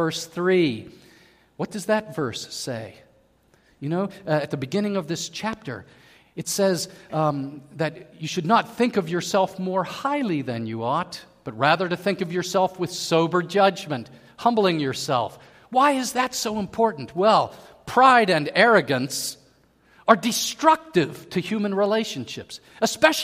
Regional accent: Pittsburgh, Pennsylvania, United States; moved away; I was from Pittsburgh

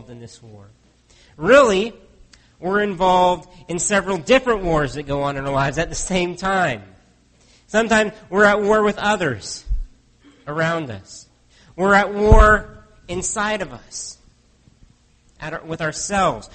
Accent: United States; now in Canada; I grew up in the States

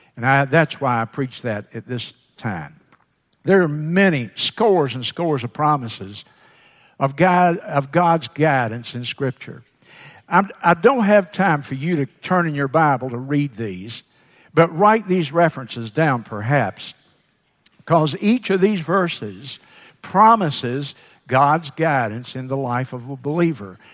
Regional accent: Sumter, South Carolina, United States; graduate from Edmonds High School then in Sumter.

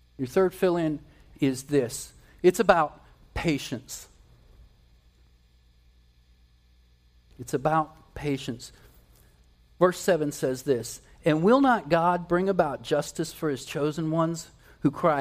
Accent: West Virginia, United States; I spent a good bit of time growing up in West Virginia

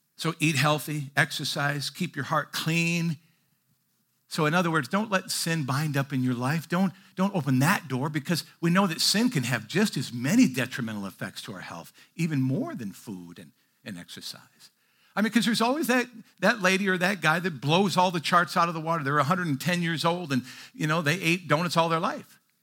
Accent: Midwest, United States; moved away; I grew up in the Midwest

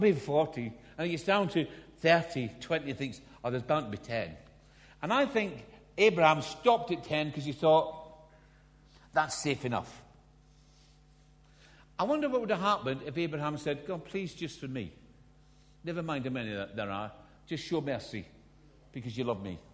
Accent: Scotland, United Kingdom; accent: Scottish; when I was a little boy growing up in Scotland. Because I'm not English, by the way. I'm Scottish. This is an accent

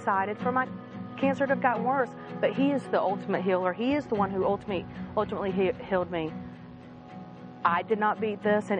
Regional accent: Charleston, South Carolina, United States; I grew up in Charleston, South Carolina, in a Christian home

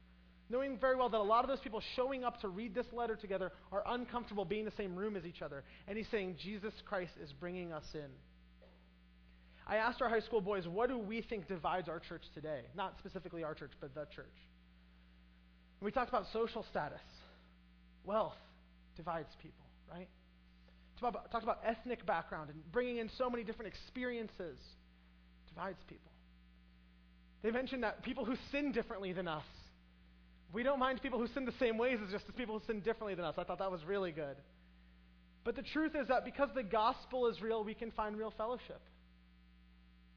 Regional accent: United States; also born or lived in Brazil; I grow up in American culture

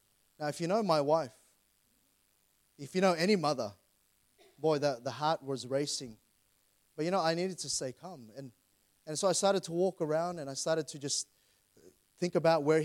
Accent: Sydney, New South Wales, Australia; I grew up in Plumpton, grew up in Doonside area.

